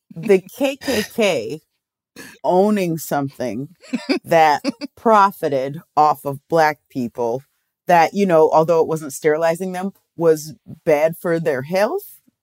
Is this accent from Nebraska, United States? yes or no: yes; Omaha, Nebraska, United States; We're from Omaha, Nebraska